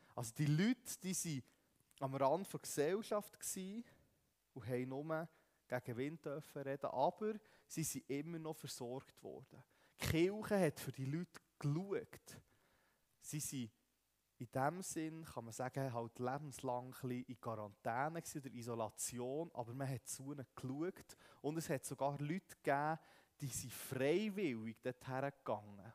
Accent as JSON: {"language": "German", "country": "Switzerland", "said": "wir Schweizer"}